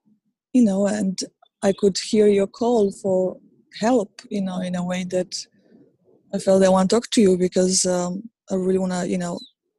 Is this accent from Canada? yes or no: no; Poland; English is a second language; now in New York, United States; Even the fact that I moved from Poland to New York, it was all connected to it.